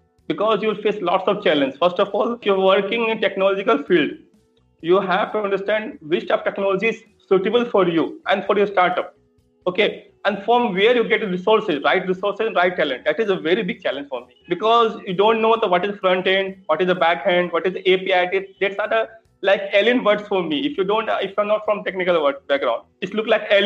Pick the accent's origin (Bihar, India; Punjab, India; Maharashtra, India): Bihar, India; Patna; I belongs to Patna. My hometown is